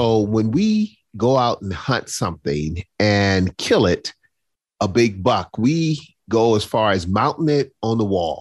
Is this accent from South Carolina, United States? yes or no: yes; Charleston, South Carolina, United States; I grew up in Charleston, South Carolina.